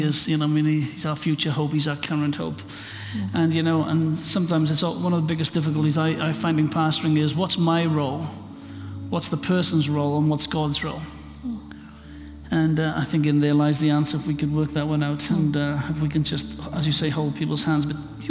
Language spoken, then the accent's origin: English; Wales, United Kingdom; I'm Welsh